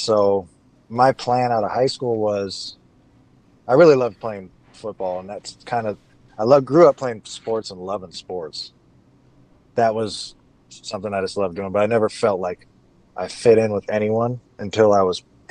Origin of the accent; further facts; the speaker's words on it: Big Bear Lake, California, United States; also born or lived in San Fernando Valley, California / Canoga Park, California / Santa Monica, California / Rhode Island; I went to school from kindergarten through the beginning of ninth grade in Big Bear. So that was like my hometown. But I'd split time and go visit my dad in the San Fernando Valley.